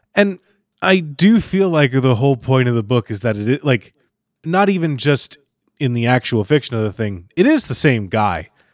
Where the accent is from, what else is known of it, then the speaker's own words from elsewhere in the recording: Kentucky, United States; when I was a kid, I grew up in Kentucky